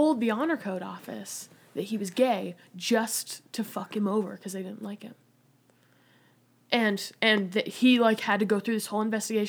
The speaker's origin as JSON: {"language": "English", "town": "Manti", "region": "Utah", "country": "United States", "moved": "yes", "said": "I'm from Manti, Utah"}